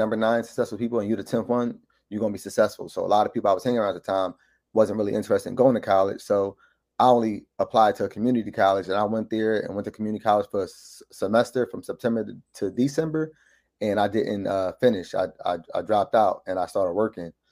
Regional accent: Philadelphia, Pennsylvania, United States; born and raised in Philadelphia, Mount Airy section of Philadelphia

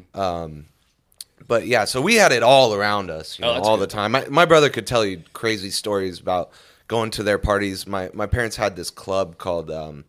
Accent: Lancaster, California, United States; born or raised there; moved away; also born or lived in Panorama City

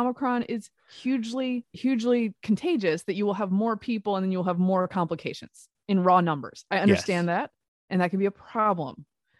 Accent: the South, United States; That's a thing I learned when I moved here. I'm a Southerner. I am not trained for this.

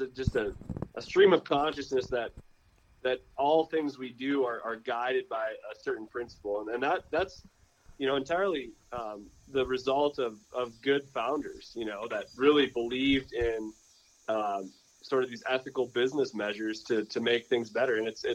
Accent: Midwest, United States; like, we grew up with in the Midwest, like those wool rich outer layers

